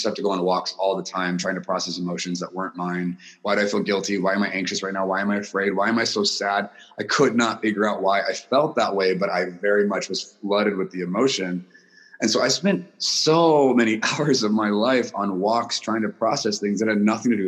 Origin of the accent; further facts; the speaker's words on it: Guam; I was born in Guam. My mom is American. My dad is Japanese. So I was raised by two different cultures in a culture that was neither of theirs